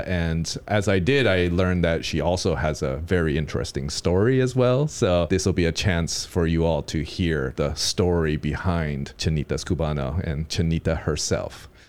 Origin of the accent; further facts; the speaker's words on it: New York City, New York, United States; You know, I come from New York City, so I love variety